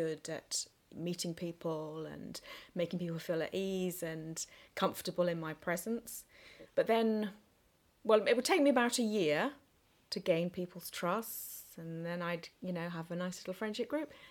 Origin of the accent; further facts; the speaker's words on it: England, United Kingdom; also born or lived in Singapore; And I was born in Singapore, but only lived there for sort of 9 months to a year. And I have an elder sister. Mm-hmm. And shortly after I was born, we came back to England